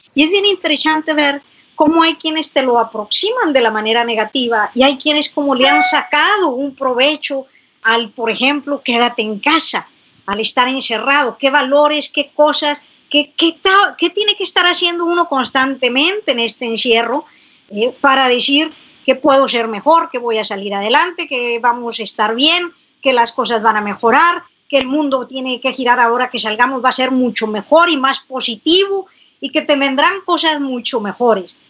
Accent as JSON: {"language": "Spanish", "town": "San Buenaventura", "region": "Coahuila", "country": "Mexico", "said": "acá en mi tierra, yo soy de San Buenaventura, Coahuila"}